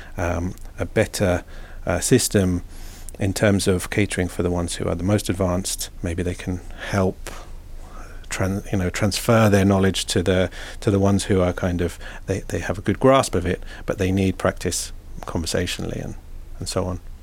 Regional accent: Twickenham, London, United Kingdom; moved away as an adult; now in Finland; I grew up in, in West London, uh, in, in Twickenham

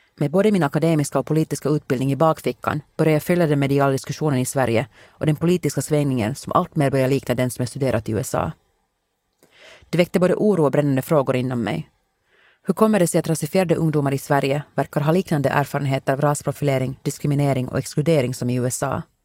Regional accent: Helsinki, Uusimaa, Finland; born or raised there; moved away as an adult; now in United States

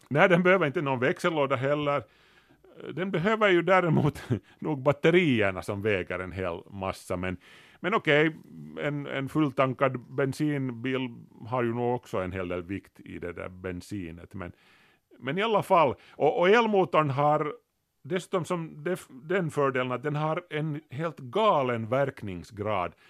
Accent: Kauniainen, Uusimaa, Finland; när vi var unga i Grankulla

